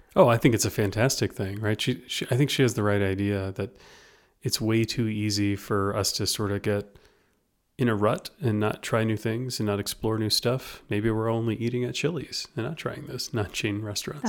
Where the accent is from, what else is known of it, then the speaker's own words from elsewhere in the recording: Louisiana, United States; moved away; for me in Louisiana